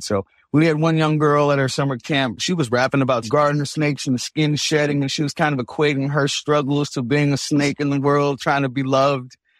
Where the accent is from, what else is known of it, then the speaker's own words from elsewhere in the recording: San Francisco, California, United States; I'm from Hunters Point, San Francisco specifically, so a lot of the hip hoppers I heard when I was growing up were talking about things like the Navy shipyard